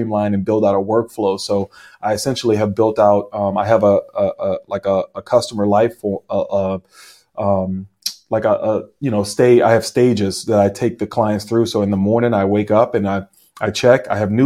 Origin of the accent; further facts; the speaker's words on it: New Orleans, Louisiana, United States; now in Chino Hills, United States; I'm not from California. I'm actually from New Orleans